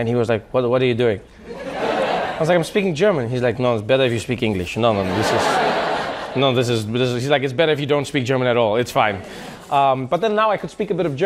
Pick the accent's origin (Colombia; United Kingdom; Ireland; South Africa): South Africa; moved away as an adult; now in United States; when I was growing up in South Africa